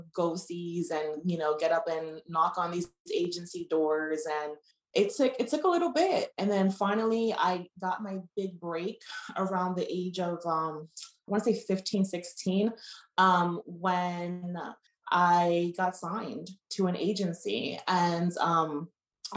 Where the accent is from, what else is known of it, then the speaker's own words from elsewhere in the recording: New York City, New York, United States; I'm originally from New York City, from Brooklyn, New York